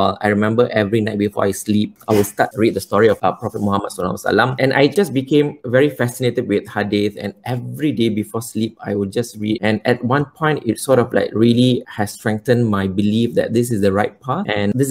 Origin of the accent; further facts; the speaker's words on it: Kuala Lumpur, Malaysia; life wasn't easy growing up in Malaysia